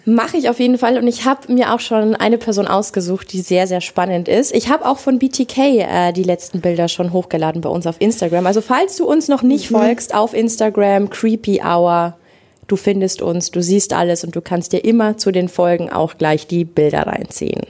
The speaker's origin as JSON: {"language": "German", "region": "Lower Bavaria", "country": "Germany", "said": "ich komme aus Niederbayern"}